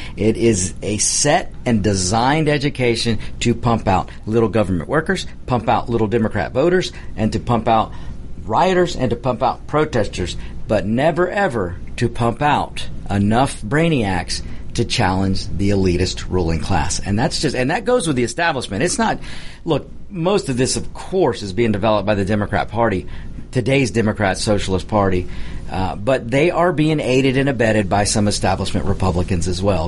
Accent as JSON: {"language": "English", "country": "United States", "said": "we're Americans"}